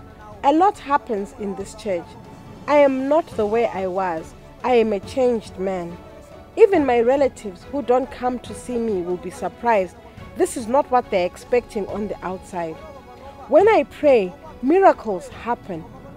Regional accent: Salima, Central Region, Malawi; also born or lived in Doha, Qatar; I came from Doha, where I was arrested, but I am from Salima, TA Gambalami.

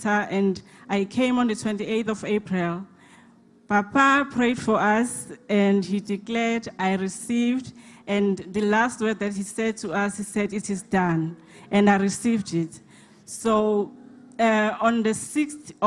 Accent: Durban, KwaZulu-Natal, South Africa; I'm from Durban, Mkababa.

